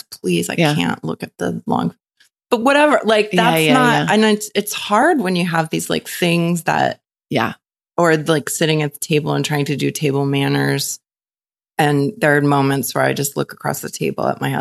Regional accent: Chapel Hill, North Carolina, United States; moved away as an adult; also born or lived in New York; I grew up in Chapel Hill, North Carolina. Stayed there for college. Left North Carolina, moved to New York

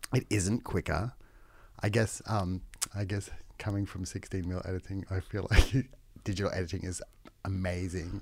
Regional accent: Queensland, Australia; growing up in Queensland, it was still illegal to be gay when I was, when I was a, um, teen

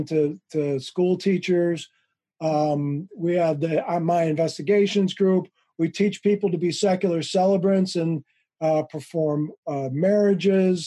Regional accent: Wheaton, Illinois, United States; moved away; also born or lived in Chicago; Western suburbs. Well, which one? Wheaton.

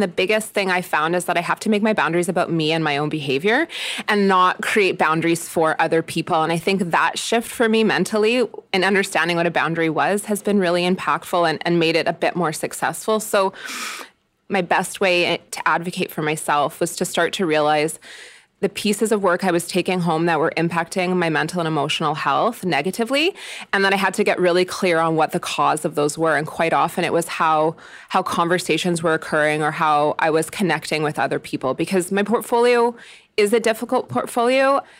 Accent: Jasper, Alberta, Canada; I'm from Jasper and I'm a person with no children

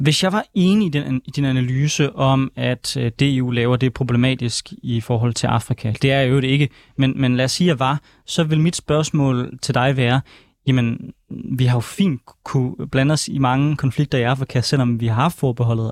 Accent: Denmark

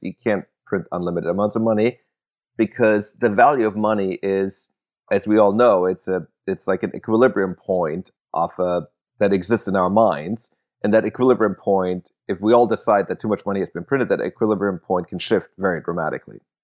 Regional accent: Germany; moved away; I grew up in Germany

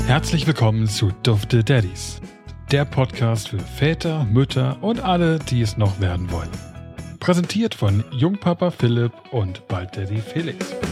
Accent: Berlin area, Germany; Ich meine, ich komme ja aus der Ecke

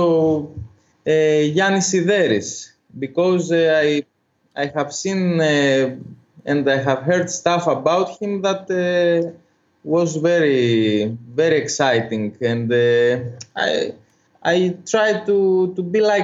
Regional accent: Corfu, Ionian Islands, Greece; English is a second language; I was born in Corfu. It's an island northwest of it's the northwestern island of Greece

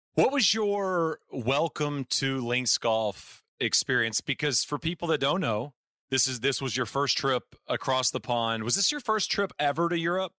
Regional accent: United States; as an American

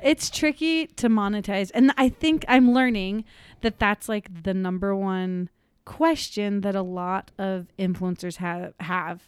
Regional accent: Park City, Utah, United States; I'm from Park City, Utah.

